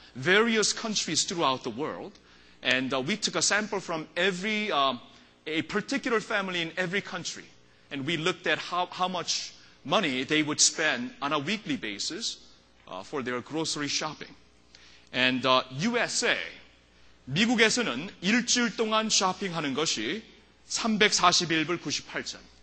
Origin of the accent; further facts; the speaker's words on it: South Korea; moved away; when I was little growing up in Korea